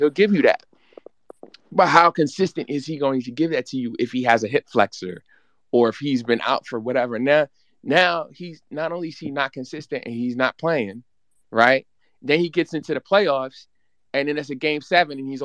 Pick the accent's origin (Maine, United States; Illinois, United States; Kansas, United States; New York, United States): New York, United States; I'm from New York